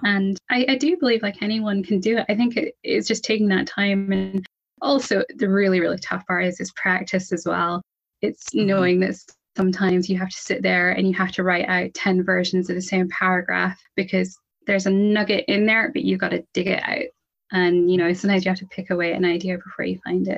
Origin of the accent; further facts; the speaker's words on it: Scotland, United Kingdom; I'm from Scotland. I'm in Scotland